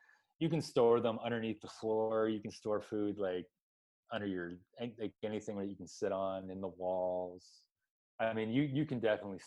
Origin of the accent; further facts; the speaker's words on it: Canada; moved away; we're planning to head back to my home country, which is a scary place to be. Canada